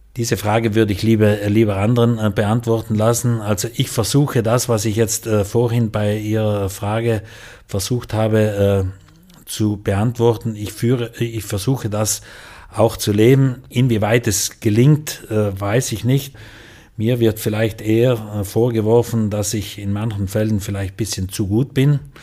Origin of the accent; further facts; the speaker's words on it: South Tyrol, Trentino-Alto Adige, Italy; bei uns in Südtirol